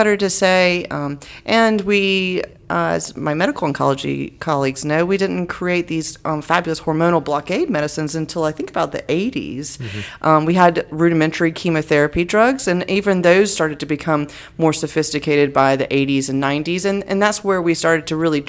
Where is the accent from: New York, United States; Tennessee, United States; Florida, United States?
Florida, United States; North; also born or lived in Gainesville; I was born and raised in North Florida.